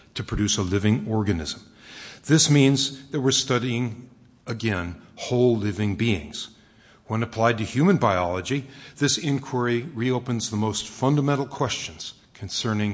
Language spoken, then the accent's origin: English; Westchester, New York, United States; moved away; I grew up out in Westchester